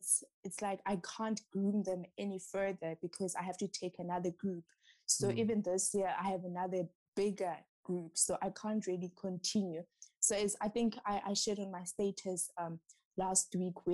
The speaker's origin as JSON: {"language": "English", "town": "Matatiele", "region": "Eastern Cape", "country": "South Africa", "said": "I'm originally from the Eastern Cape. Matatiele"}